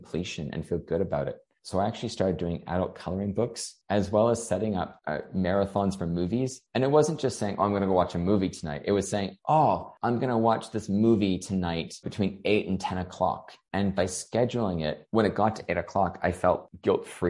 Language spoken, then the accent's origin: English; Canada; moved away as an adult; also born or lived in Hong Kong; now in Australia; I'm from Canada, and so I'm living in Australia.